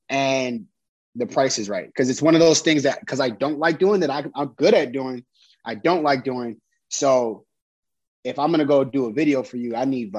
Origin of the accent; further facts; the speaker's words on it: Chicago, Illinois, United States; we'll tell you some stuff that's like super Chicago to just kind of like let people know I'm from Chicago.